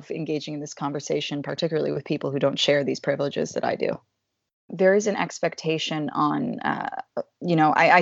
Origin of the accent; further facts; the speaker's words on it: Atlanta, Georgia, United States; I'm from Atlanta, Georgia